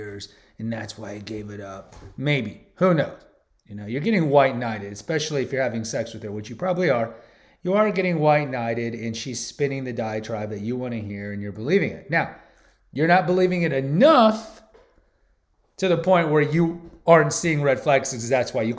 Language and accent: English; Houston, Texas, United States; I'm from Houston